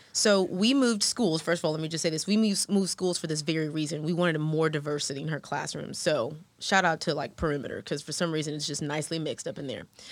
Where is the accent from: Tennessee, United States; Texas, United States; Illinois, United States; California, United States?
Texas, United States; Houston; moved away as an adult; now in Atlanta, United States; Black American woman who grew up in Houston with a super diverse crowd